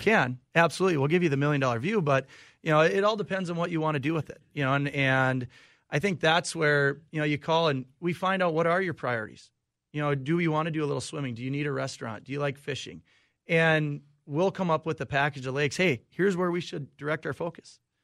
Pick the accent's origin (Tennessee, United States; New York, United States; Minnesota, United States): Minnesota, United States; Olivia; now in Nisswa, United States; I actually grew up, uh, small town of Olivia, Minnesota, about, uh, hour and a half west of the Twin Cities here.